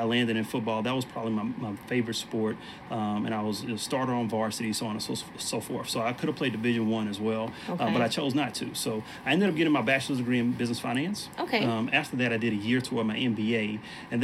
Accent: Beaumont, Texas, United States; I grew up in Beaumont, Texas, which is a town close to Houston.

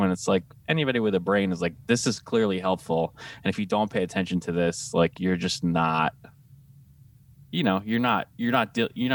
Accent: Long Island, New York, United States; I'm from New York. I'm from Long Island.

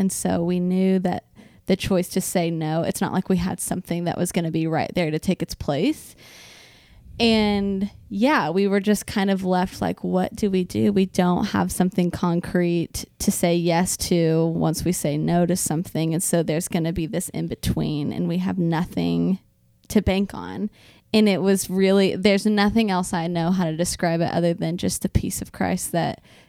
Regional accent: Louisville, Kentucky, United States; Jordan and I were working at the church that we grew up in Louisville, Kentucky.

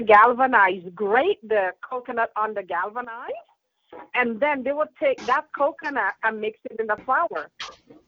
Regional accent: St. Vincent & Grenadines; we do that in St. Vincent as well

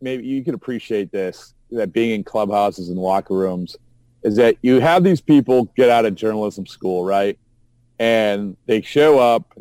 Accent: Essex, Massachusetts, United States; I'm from Essex, Massachusetts

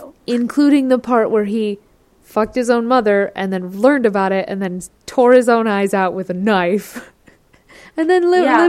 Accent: Michigan, United States; I'm from Michigan.

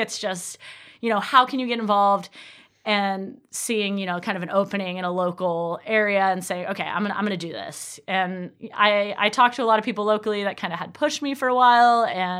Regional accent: Arcata, California, United States; also born or lived in Portland, Oregon; I was born and raised in Arcata. I've lived in Arcata pretty much my whole life except for my college years, but I couldn't stay away. I came back, did my teaching credential in 2014 to 2015.

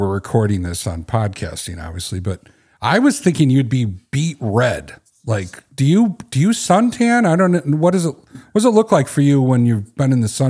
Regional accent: Knoxville, Tennessee, United States; born there; now in Chicago, United States; I started my life in Tennessee. I was born in Knoxville, which most people associate me with Chicago because I've lived here over 30 years of my life.

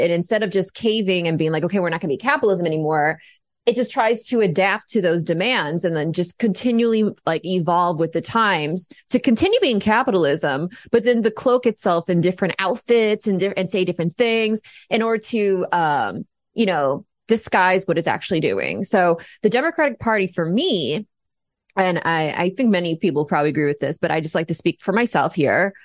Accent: United States; I'm an American

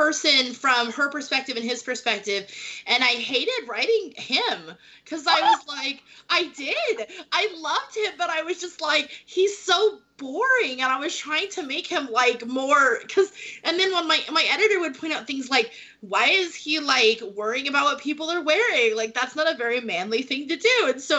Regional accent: England, United Kingdom; It's really hard because I grew up in England. My dad was stationed in the military

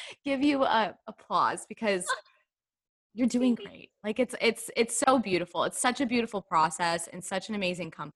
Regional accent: Texas, United States; I'm from the South, I'm from Texas

